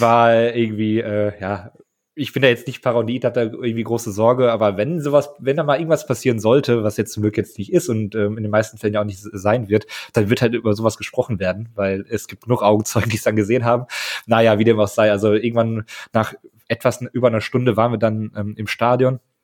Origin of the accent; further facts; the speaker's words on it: Münster, North Rhine-Westphalia, Germany; ich komme aus Münster